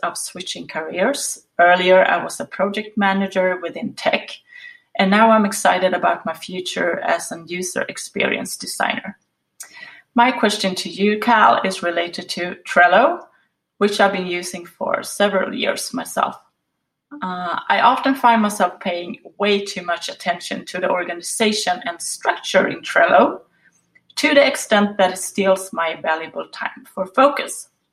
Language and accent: English; Sweden; I'm from Sweden.